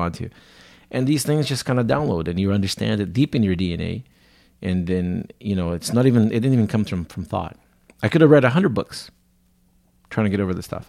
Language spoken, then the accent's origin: English; São Paulo, Brazil; moved away; I was born in Brazil, in, in a city called São Paulo